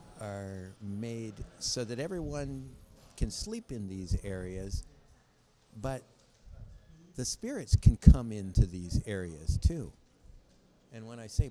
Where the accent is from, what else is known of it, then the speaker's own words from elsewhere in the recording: United States; I'm from America